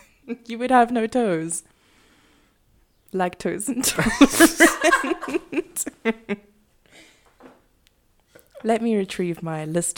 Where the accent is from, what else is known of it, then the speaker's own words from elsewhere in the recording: South Africa; I know we're not American. We don't have like a war on drugs or anything. But right here in South Africa